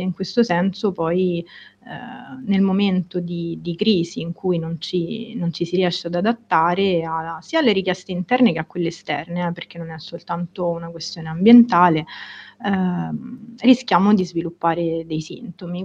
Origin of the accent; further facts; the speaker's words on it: Rome, Lazio, Italy; now in Florence, Italy; Sono romana